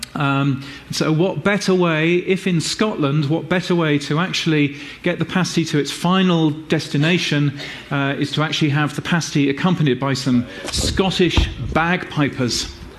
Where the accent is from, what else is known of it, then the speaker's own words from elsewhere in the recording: Brisbane, Queensland, Australia; my hometown of Brisbane in Australia